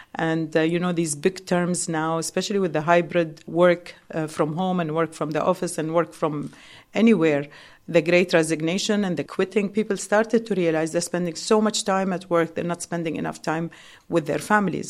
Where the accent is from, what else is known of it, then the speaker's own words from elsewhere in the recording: Dubai, United Arab Emirates; we as locals